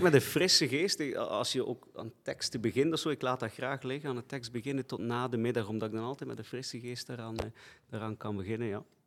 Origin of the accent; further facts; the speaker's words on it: Flanders, Belgium; Ik ben ook in het katholieke Vlaanderen opgegroeid, school gelopen, platteland.